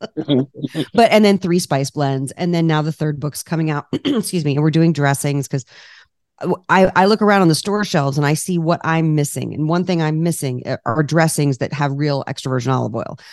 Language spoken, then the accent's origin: English; Washington, District of Columbia, United States; moved away as an adult; now in California, United States; I'm from the East Coast, I'm from D C.